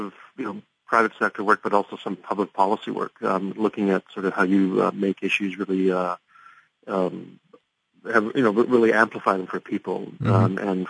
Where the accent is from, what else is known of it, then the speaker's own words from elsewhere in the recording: Canada; also born or lived in Scotland; I was born in Scotland, grew up in Canada